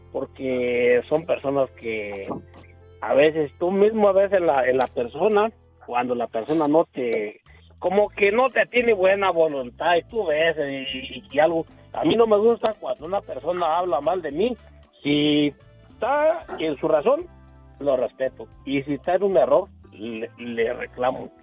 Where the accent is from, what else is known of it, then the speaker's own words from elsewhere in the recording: a ranch near Pénjamo, Guanajuato, Mexico; otro amigo de ahí del mismo rancho donde somos nosotros